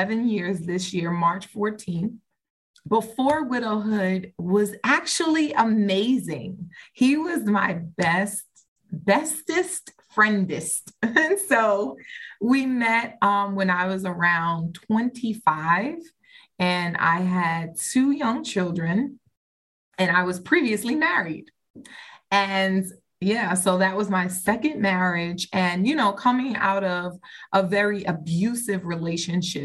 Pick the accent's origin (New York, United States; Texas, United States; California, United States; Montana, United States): New York, United States; moved away as an adult; now in Maryland, United States; I am from New York by way of Maryland